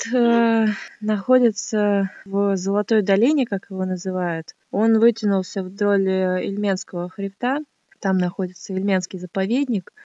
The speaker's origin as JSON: {"language": "Russian", "town": "Miass", "region": "Chelyabinsk Oblast", "country": "Russia", "tie": "born or raised there", "moved": "yes", "lives_now": "Moscow, Russia", "said": "Я родилась в городе Миасе в Челябинской области"}